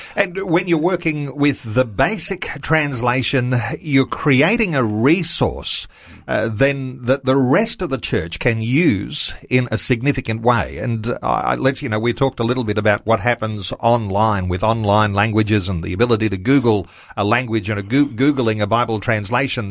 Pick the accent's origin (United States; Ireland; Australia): Australia; I'm an Aussie through and through.